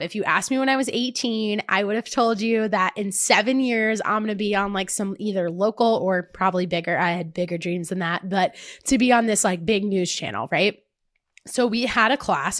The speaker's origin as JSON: {"language": "English", "region": "New Jersey", "country": "United States", "accent": "Jersey", "said": "I sounded too Jersey"}